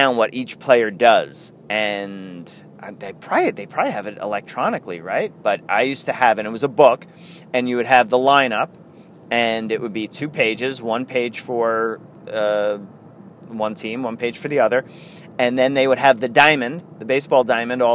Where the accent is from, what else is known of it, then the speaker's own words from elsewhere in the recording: New York, United States; growing up in New York